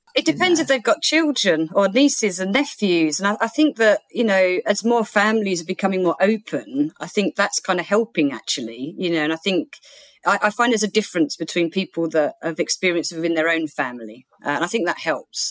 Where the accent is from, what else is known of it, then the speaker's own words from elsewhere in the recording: Bexleyheath, London, United Kingdom; the Woolwich in Bexley Heath, which was my hometown